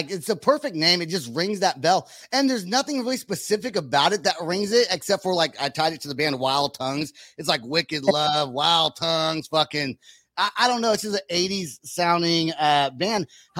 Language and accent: English; California, United States; just a little local band from my hometown in California.